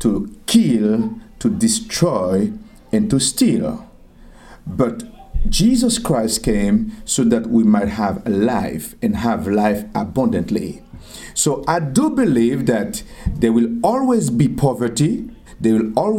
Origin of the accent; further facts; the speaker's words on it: Arcahaie, Ouest, Haiti; also born or lived in Southeast Haiti (birthplace); I am from Haiti. I was born in a place called Tiot. Tiot is in the southeast of Haiti